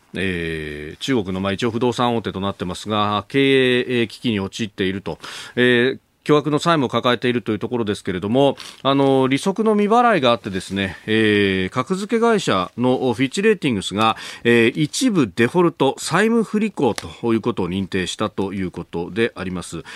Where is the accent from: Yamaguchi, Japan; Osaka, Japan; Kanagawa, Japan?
Kanagawa, Japan; Yokosuka; 私、こう、生まれで育ったのは横須賀